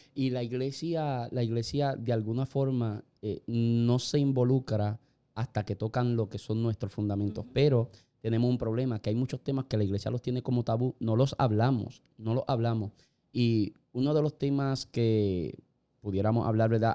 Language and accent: Spanish; Puerto Rico; Nosotros prácticamente somos una colonia americana. Nosotros somos un Estado libre asociado.